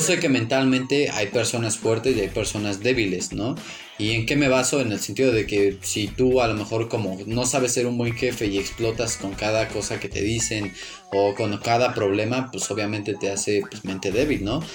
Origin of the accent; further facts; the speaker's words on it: Mexico; nosotros aquí en México